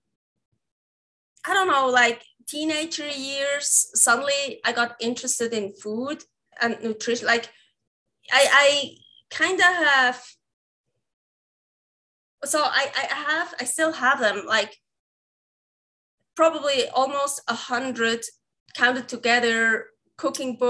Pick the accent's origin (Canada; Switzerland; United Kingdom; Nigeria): Switzerland; English is a second language; moved away as an adult; now in Reno, United States; I have an accent. So I'm from Switzerland